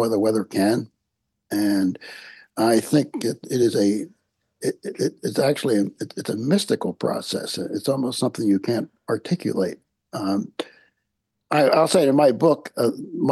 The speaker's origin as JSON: {"language": "English", "town": "Chester", "region": "Pennsylvania", "country": "United States", "tie": "born or raised there", "said": "I grew up in the beautiful city of Chester, Pennsylvania, which is south of Philadelphia"}